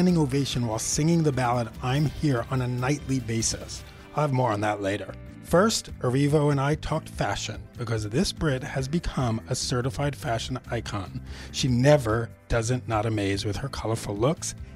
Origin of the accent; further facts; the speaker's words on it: New York City, New York, United States; I'm just this little poor kid from Queens